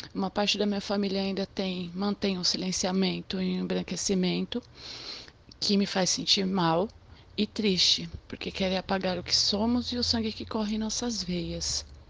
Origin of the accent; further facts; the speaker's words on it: São Paulo, Brazil; eu nasci em São Paulo, no extremo sul, numa área periférica que se chama Grajaú